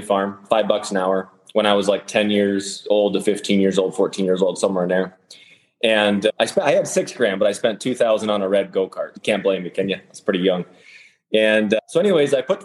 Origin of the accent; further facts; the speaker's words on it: Western North Dakota, United States; I grew up in North Dakota